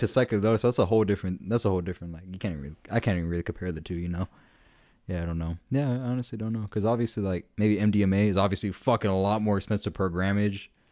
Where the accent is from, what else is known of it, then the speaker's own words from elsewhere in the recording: Denton County, Texas, United States; that was in my hometown